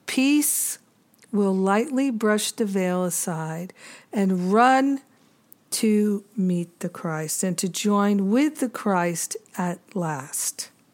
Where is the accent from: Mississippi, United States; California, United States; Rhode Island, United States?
Rhode Island, United States; moved away as an adult; also born or lived in Boston / Maine / New York City / Los Angeles; I grew up in Rhode Island.